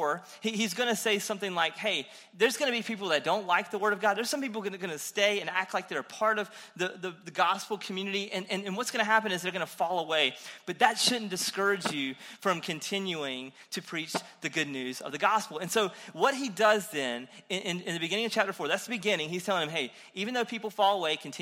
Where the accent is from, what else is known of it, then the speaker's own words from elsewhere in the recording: Eastern North Carolina, United States; I'm from Eastern North Carolina